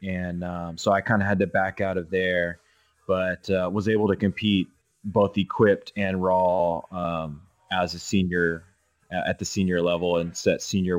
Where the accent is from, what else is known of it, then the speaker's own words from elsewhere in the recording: Texas, United States; So I'm from Texas